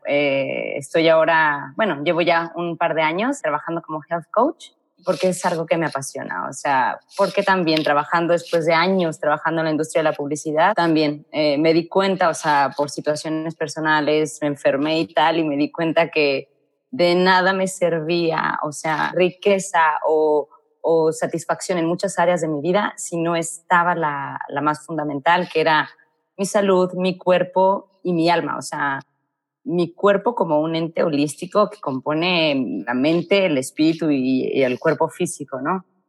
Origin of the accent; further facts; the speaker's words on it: Mexico; moved away as an adult; also born or lived in Madrid, Spain; no estoy muy a gusto en mi país